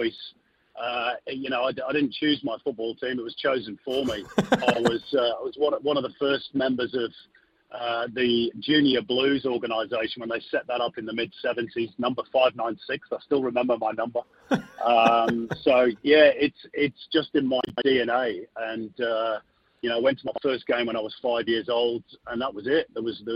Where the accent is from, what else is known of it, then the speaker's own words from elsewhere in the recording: Manchester, North West England, United Kingdom; I'm from Manchester, so I was born there.